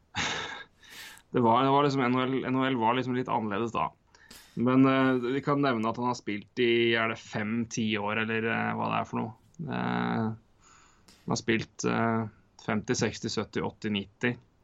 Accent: Norway; vi er fra Norge

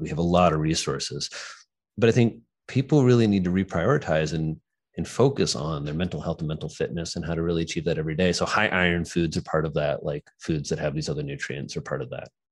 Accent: Indiana, United States; moved away as an adult; now in New York City, United States; I'm, I'm, from a farm in Indiana. So I grew up in Indiana

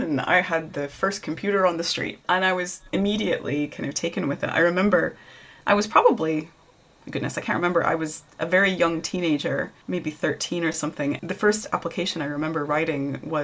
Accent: Tennessee, United States; moved away as an adult; now in United Kingdom; I'm a hillbilly from Tennessee

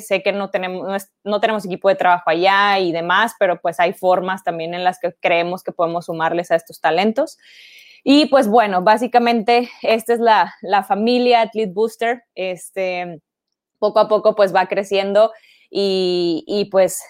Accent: Ciudad Victoria, Tamaulipas, Mexico; moved away as an adult; now in Monterrey, Mexico; Me vine para acá porque yo soy de Ciudad Victoria, entonces este, me vine para, para estudiar acá en Monterrey

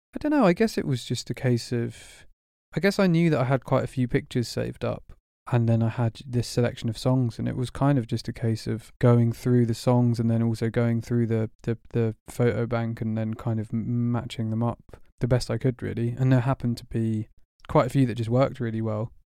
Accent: Burgess Hill, South East England, United Kingdom; moved away as an adult; also born or lived in Berlin, Germany; now in London, United Kingdom; moved to Burgess Hill in West Sussex when I was six, and then kinda grew up there

